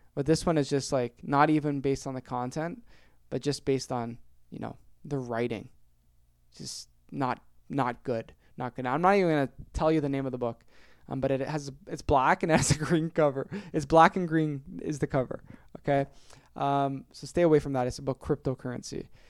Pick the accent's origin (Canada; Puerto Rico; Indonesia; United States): Canada; Ontario; born or raised there